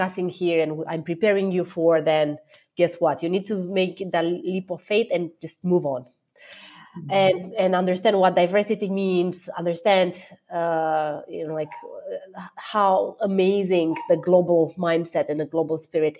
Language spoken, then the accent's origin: English; Romania; moved away; I am born and raised in Romania